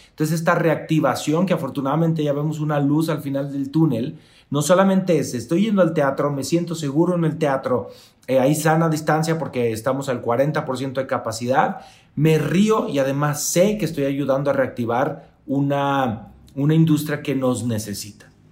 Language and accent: Spanish; Mexico; Soy el único mexicano